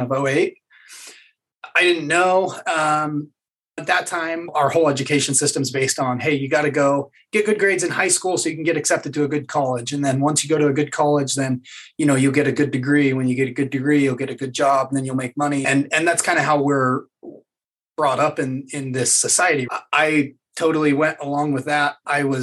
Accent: Utah, United States; I grew up here in Utah still, lived in a couple other places, but grew up here in Utah

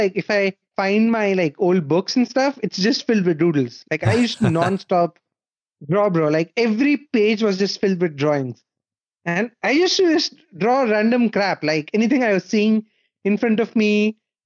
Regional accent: India; moved away as an adult; now in Berlin, Germany; I was born and raised in India

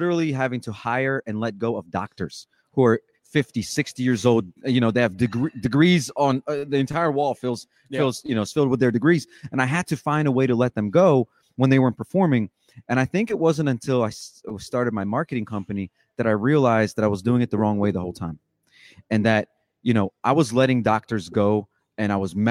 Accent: Ukraine; moved away; I was born in Ukraine

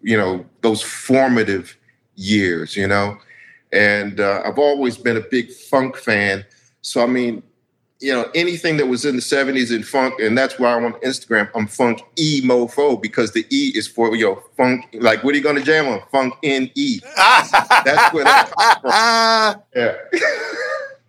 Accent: Washington, District of Columbia, United States; moved away as an adult; now in California, United States; I'm originally from Washington, D.C.

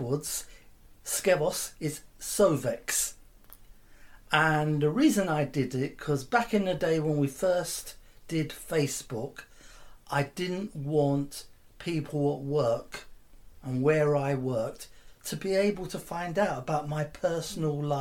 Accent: London, United Kingdom; also born or lived in Chingford, London / Edmonton, London; originally, I was brought up in the East End, Forestgate. And at the age of 10, my mum moved to Chingford, Walthamstow-Chingford borders

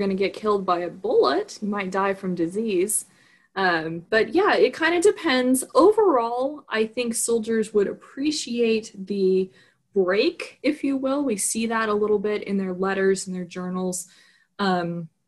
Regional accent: Southern California, United States; now in Fredericksburg, United States; I grew up in Southern California where it doesn't really snow

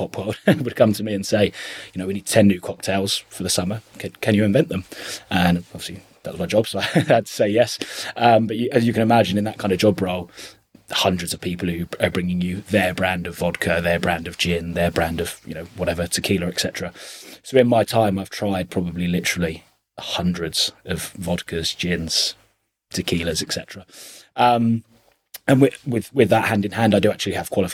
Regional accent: Chelmsford, East of England, United Kingdom; I'm from Chelmsford, obviously, and I started working in the hospitality industry when I was about 15

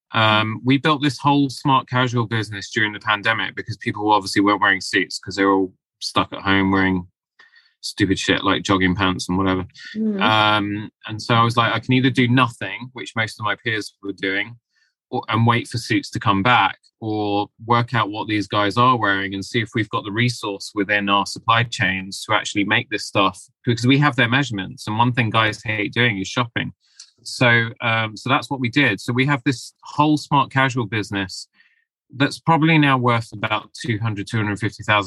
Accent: London, United Kingdom; I was born here in London, but I have Asian Mediterranean ancestry

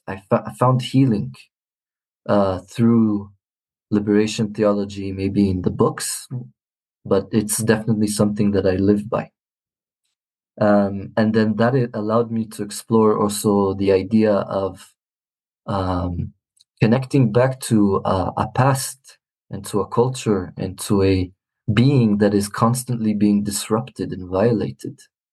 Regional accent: Jerusalem, Palestine; also born or lived in Israel; being born and raised in Jerusalem, I was a minority in terms of where I live, in the neighborhood in which I live in, which is a lot of predominantly Israeli, and being Christian.

